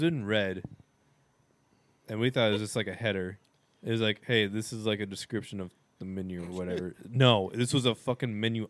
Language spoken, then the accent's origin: English; Illinois, United States; we're from Illinois.